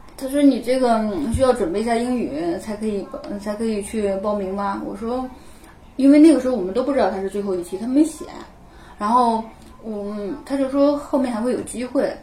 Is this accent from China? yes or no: yes; China; 作为一个，呃，中国人